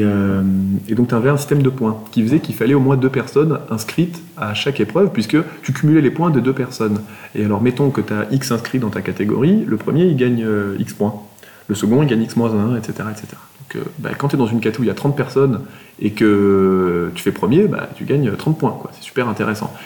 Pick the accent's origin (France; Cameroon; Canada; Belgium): France; Toulouse, Occitania; Je suis toulousain